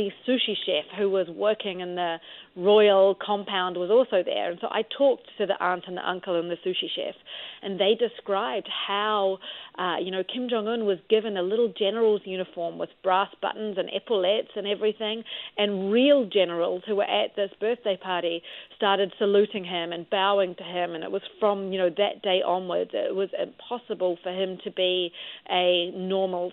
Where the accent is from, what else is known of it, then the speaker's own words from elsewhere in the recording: New Zealand; moved away; I'm from New Zealand, as you can tell by my funny accent